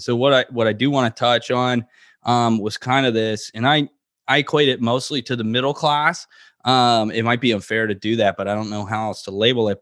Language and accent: English; Florida, United States; growing up in Florida